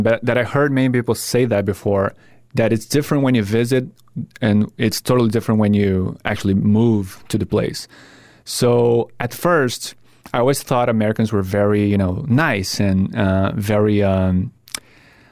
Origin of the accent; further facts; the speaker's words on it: Brazil; now in United States; I grew up with Friends, Seinfeld, back in Brazil